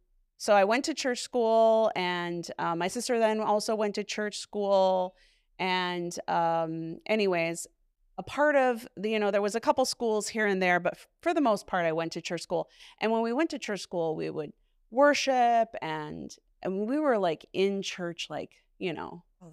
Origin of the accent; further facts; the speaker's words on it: Hammond, Indiana, United States; born there; I was born outside of Chicago, Illinois, and Hammond, Indiana.